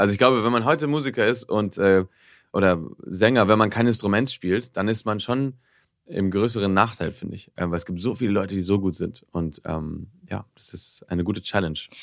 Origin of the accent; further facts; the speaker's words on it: Barcelona, Catalonia, Spain; first language Spanish; also born or lived in Tokyo, Japan; in, Barcelona, bis ich zehn war, bin ich da aufgewachsen und bin immer auf die deutsche Schule gegangen